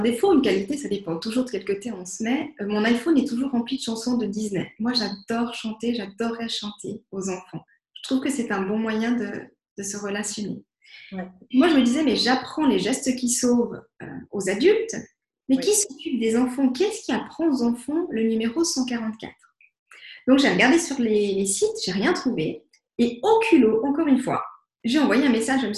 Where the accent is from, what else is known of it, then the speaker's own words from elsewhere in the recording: Vevey, Vaud, Switzerland; je viens de Vevey